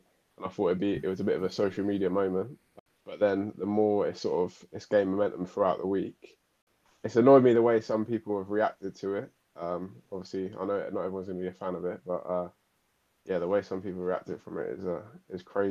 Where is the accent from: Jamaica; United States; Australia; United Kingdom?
United Kingdom; Reading, South East England; I'm 24. I'm from Reading and I'm a personal trainer.